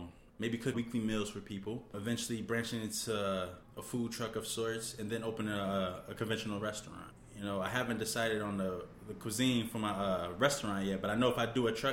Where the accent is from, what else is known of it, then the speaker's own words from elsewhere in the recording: Virginia, United States; now in New Haven, United States; I grew up in Virginia